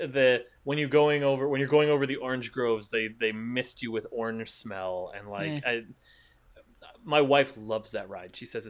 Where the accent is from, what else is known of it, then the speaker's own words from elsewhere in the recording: United States; I'm American. I'm a tourist.